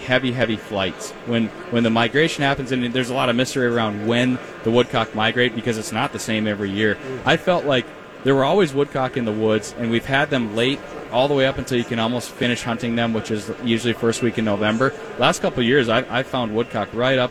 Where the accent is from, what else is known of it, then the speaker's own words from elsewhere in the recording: Duluth, Minnesota, United States; I grew up in Duluth